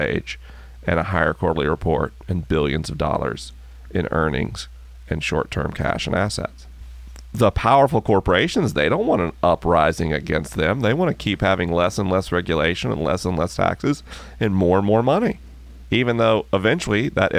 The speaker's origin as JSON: {"language": "English", "region": "the South", "country": "United States", "tie": "born or raised there", "moved": "yes", "said": "I grew up in the South when I was a kid"}